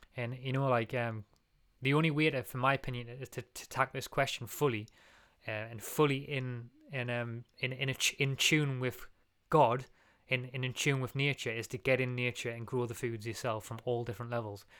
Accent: England, United Kingdom; we're English

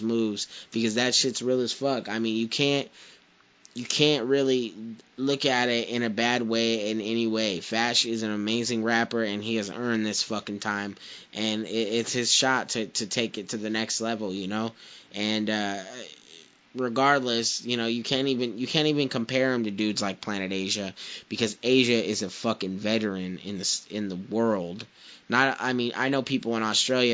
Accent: Porterville, California, United States; I'm not from Fresno, I'm from Porterville, but I'm from the Valley.

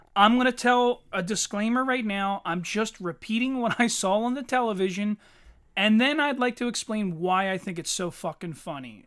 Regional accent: Philadelphia, Pennsylvania, United States; we're from Philadelphia

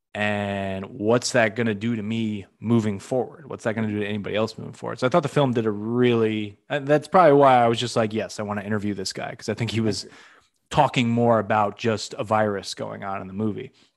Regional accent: Western Massachusetts, United States; now in Orlando, United States; I'm originally from the Northeast. I'm from Massachusetts, Western Mass, not Boston

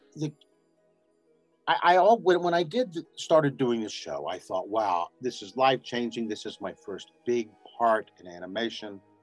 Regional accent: New Mexico, United States; moved away; also born or lived in Los Angeles; I'm I'm living in Albuquerque now, and I was born in New Mexico

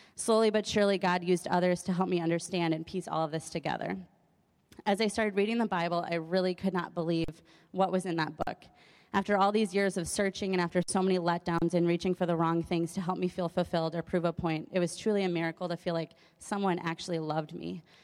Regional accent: Madison, Wisconsin, United States; I was born in Madison in an atheist home

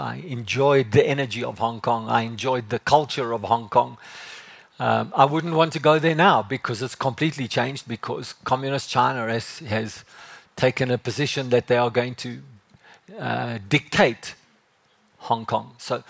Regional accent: Johannesburg, Gauteng, South Africa; moved away as an adult; also born or lived in Cape Town; when I came from Joburg and I moved down there, I was 22 years old. And it was like, I love Joburg. I love the drive of Joburg.

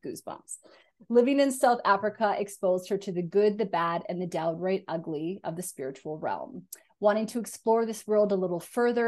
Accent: Canada; also born or lived in Scotland; I'm Canadian, I lived in Scotland.

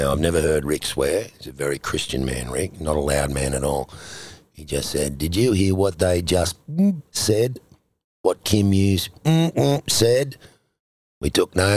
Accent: Sydney, New South Wales, Australia; I'm from Matraville

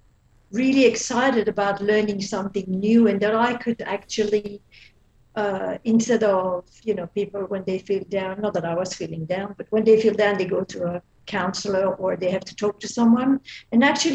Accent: Belgium; accent: Belgian; moved away as an adult; now in Australia; I used to live in Belgium. That's what my accent is from.

